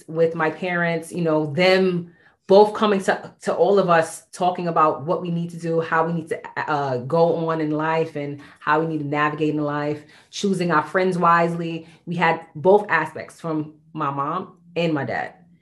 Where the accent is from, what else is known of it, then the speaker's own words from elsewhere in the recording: New York City, New York, United States; We grew up in Bedford Stuyvesant